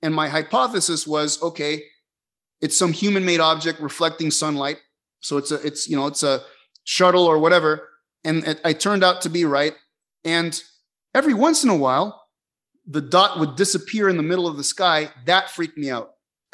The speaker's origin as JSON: {"language": "English", "town": "Caracas", "region": "Capital District", "country": "Venezuela", "tie": "born or raised there", "moved": "yes"}